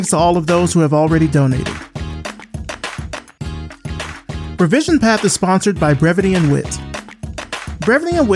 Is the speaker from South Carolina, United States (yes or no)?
no; Selma, Alabama, United States; my hometown of Selma, Alabama.